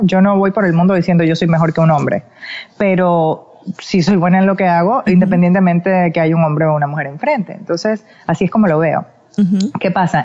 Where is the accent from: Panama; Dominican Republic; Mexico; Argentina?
Panama; moved away; siempre agradecida con mi país